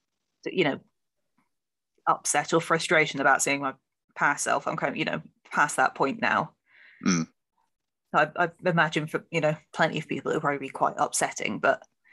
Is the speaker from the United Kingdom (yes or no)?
yes; Plymouth, South West England, United Kingdom; I grew up in Plymouth